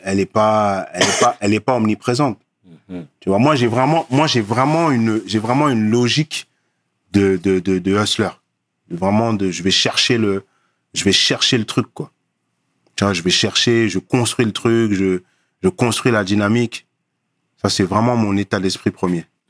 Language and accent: French; Paris, Île-de-France, France; moved away as an adult; also born or lived in Cameroon / Nanterre; now in Côte d'Ivoire; j'ai grandi à Paname j'ai une certaine culture